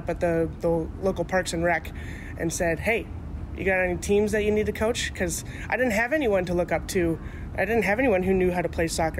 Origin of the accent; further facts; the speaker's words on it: Carroll, Iowa, United States; I grew up in Carroll, Iowa